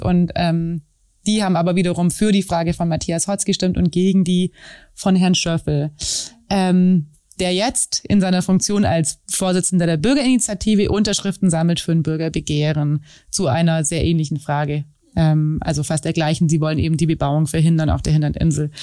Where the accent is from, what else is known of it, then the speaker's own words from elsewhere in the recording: Wangen im Allgäu, Baden-Württemberg, Germany; ich komme aus Wangen